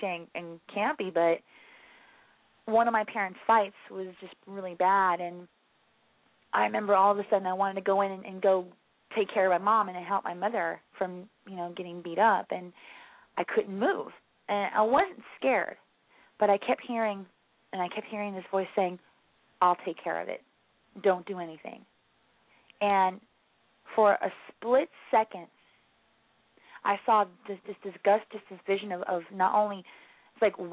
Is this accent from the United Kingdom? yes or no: yes; England, United Kingdom; moved away as an adult; also born or lived in Florida; now in Gainesville, United States; originally I am from England, but I've been in America for off and on for 15 years, so now I'm in Florida.